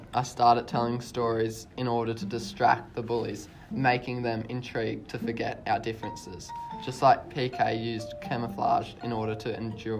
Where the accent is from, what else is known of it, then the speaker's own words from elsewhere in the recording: Johannesburg, Gauteng, South Africa; born there; I was born in Johannesburg, South Africa as an illegitimate child. I had a difficult childhood and spent several years in an orphanage.